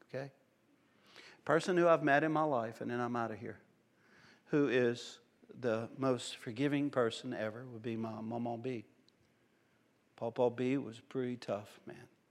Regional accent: Cajun, Louisiana, United States; in my home, we're loud people, we're Cajun people

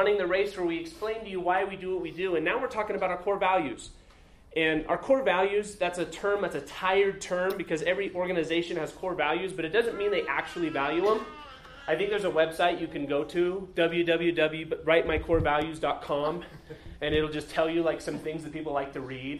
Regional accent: Utah, United States; growing up in Utah, I was always jealous of my neighbors because they always got to walk to church

